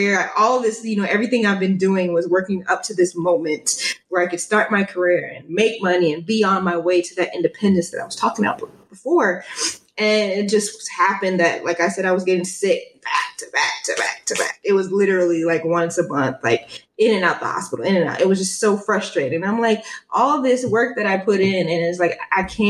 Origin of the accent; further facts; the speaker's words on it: New York City, New York, United States; growing up in New York, we listened to a lot of hip hop and stuff like